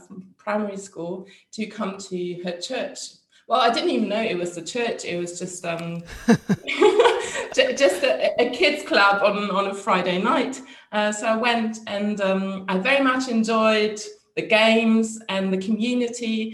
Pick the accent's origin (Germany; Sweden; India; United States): Germany; I'm from Germany, which is also a very secular country, like the Netherlands